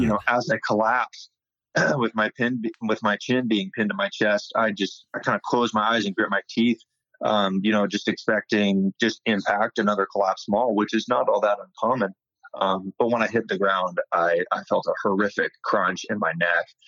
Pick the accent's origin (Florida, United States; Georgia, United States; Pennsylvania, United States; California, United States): California, United States; Sacramento; also born or lived in Bay Area, California; I'm from the Sacramento area um, of Northern California. Um, just kind of born and raised